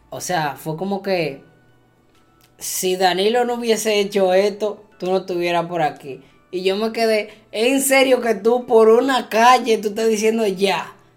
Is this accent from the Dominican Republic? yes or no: yes; Dominican Republic